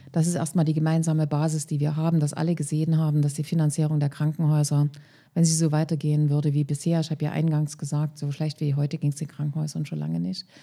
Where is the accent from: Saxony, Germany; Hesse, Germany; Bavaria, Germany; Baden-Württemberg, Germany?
Saxony, Germany; Leipzig area; Ich komme ja aus dem Leipziger Raum